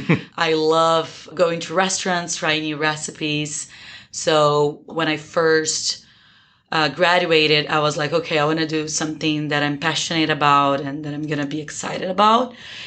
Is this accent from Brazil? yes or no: yes; Brazil; also born or lived in Portugal; first of all, even though I'm from Brazil, I was actually born in Portugal and I'm an Italian citizen.